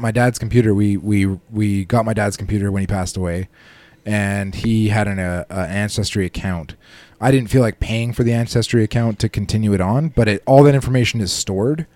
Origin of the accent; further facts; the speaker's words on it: Canada; I'm about as Canadian as they come